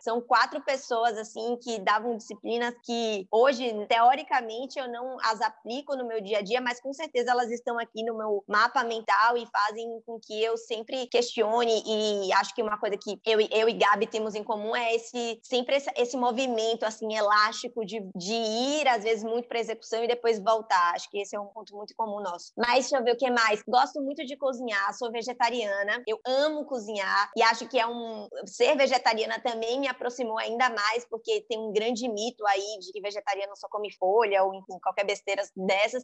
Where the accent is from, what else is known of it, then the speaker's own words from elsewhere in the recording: Salvador, Bahia, Brazil; Sou sou baiana de Salvador, eu me identifico muito com o meu território, assim, com o meu sotaque